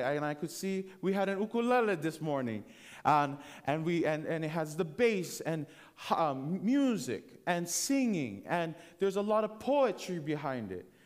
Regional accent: Hawaii, United States; moved away; I was born and raised in the Adventist church in Hawaii

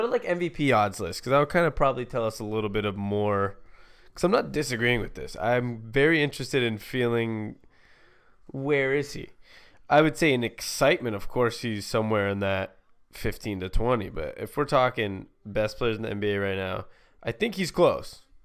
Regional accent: Seattle, Washington, United States; we're from Seattle

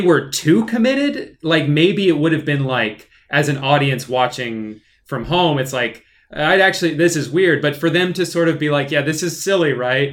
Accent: Orlando, Florida, United States; also born or lived in North Carolina; we moved here when I was like two.

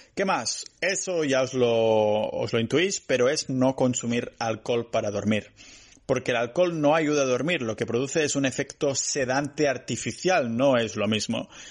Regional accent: Spain; soy español

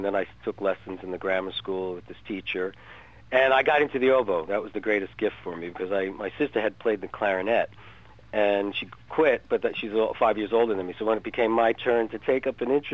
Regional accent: North Bergen, New Jersey, United States; I grew up in North Bergen, New Jersey, which was right next to the Lincoln Tunnel

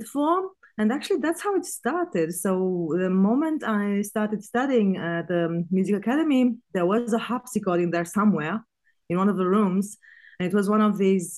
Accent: Bucharest, Romania; moved away as an adult; now in Vilnius, Lithuania; I was born in Bucharest. I grew up there

